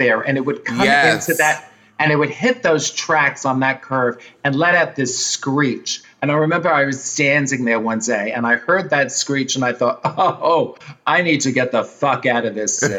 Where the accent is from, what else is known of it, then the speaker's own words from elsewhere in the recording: New York City, New York, United States; accent: thick Bronx; moved away as an adult; as a native New Yorker